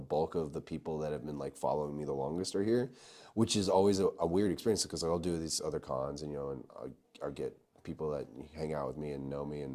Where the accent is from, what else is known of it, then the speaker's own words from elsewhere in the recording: Verdigris, Oklahoma, United States; now in Dallas, United States; I'm from Verdigris, Oklahoma, and I'm now in Dallas.